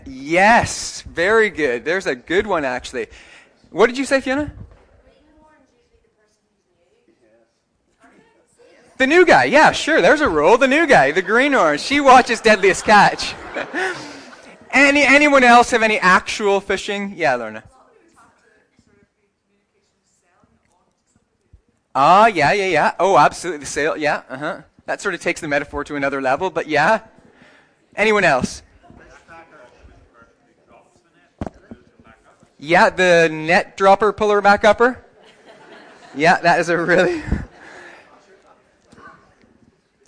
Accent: Canada; moved away; if you go to my hometown, it doesn't matter what anyone was, what any job they do, if you ask them what kind of town this is, they say, this is a hockey town. That's in Canada

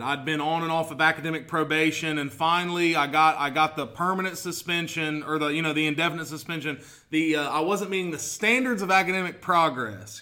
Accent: Portsmouth, Ohio, United States; I'm from here

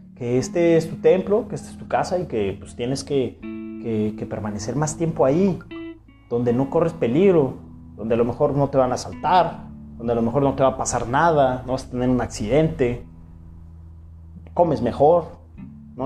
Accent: Mexico; así somos los mexicanos

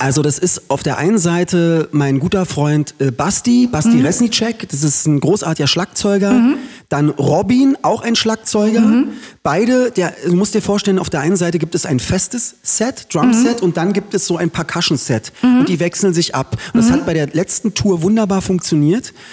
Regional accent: Berlin, Germany; Ich bin in Köpenick geboren, sechsmal ja. umgezogen in Köpenick und wohne da immer noch.

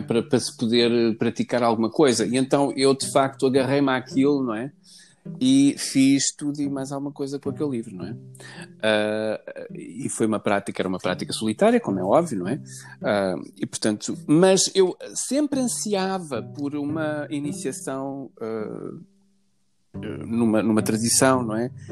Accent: Lisbon, Portugal; now in Tomar, Portugal; eu nasci em Lisboa, sou alfacinha de gemas, nasci na maternidade de Alfredo Costa, como todos os alfacinhas

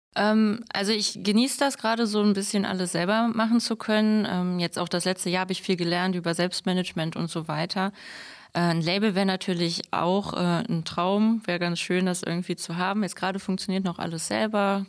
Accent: Mönchengladbach, North Rhine-Westphalia, Germany; moved away as an adult; now in Straelen, Germany; ich komme aus Mönchengladbach, wohne mittlerweile in Strahlen, aber mein Herz ist natürlich noch äh, hier in Gladbach

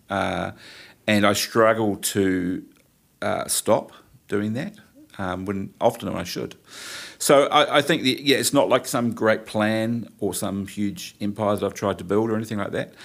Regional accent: New Plymouth, Taranaki, New Zealand; I'm from New Plymouth

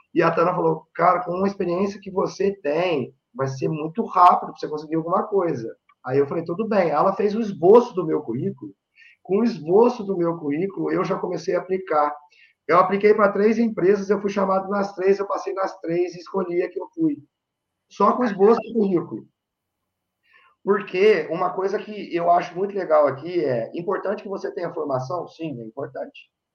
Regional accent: Varginha, Minas Gerais, Brazil; moved away as an adult; now in Ireland; eu sou um mineiro de Varginha, no sul de Minas Gerais

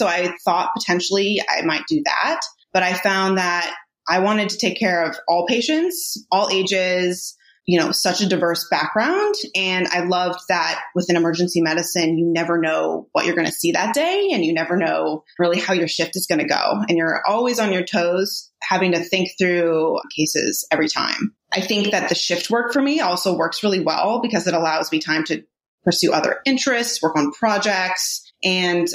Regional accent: Palo Alto, California, United States; moved away as an adult; now in Irvine, United States; I grew up in Northern California in Palo Alto

